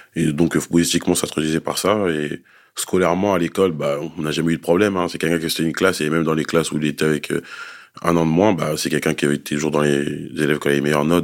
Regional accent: Grigny, Île-de-France, France; Nous, on vient du 91 dans l'Essonne, dans la ville de Grigny, dans le quartier de la Grande Borne. On a toujours grandi là-bas

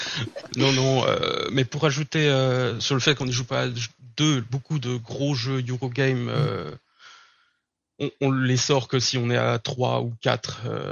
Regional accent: Burgundy, Bourgogne-Franche-Comté, France; moved away as an adult; now in Berlin, Germany; je viens de la France. Je suis originaire d'un petit village en Bourgogne.

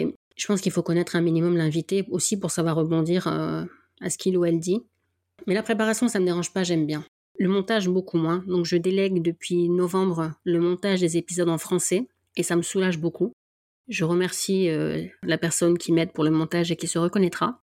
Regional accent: the North, France; accent: du Nord; mon accent du Nord

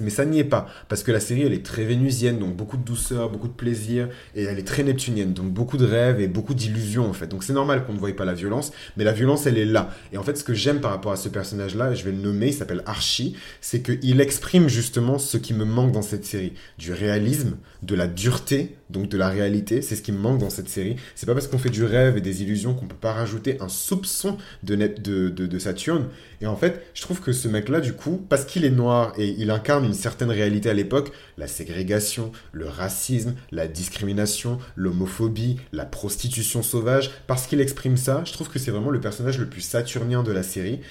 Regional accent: France; also born or lived in Benin; je suis français. Voilà. je suis franco-béninois

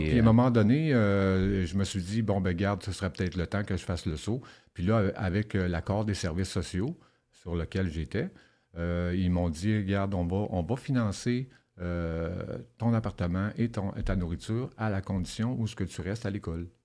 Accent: Rouyn-Noranda, Quebec, Canada; J'ai grandi à Rouen-Noranda. J'ai voyagé beaucoup à travers le Québec.

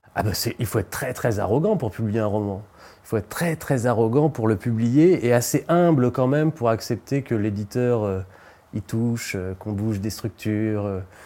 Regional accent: Beaupréau, Pays de la Loire, France; moved away; also born or lived in Nantes; Et j'ai grandi dans un village entre Nantes et Angers qui s'appelle Beaupréau

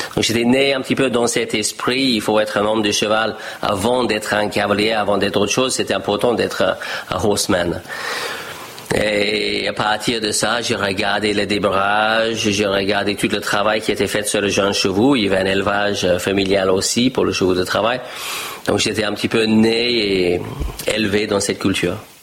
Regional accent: Australia; French is a second language; moved away as an adult; also born or lived in United States; now in France; je discutais avec ma famille en Australie et je dis je ne vais pas reprendre le ferme familiale

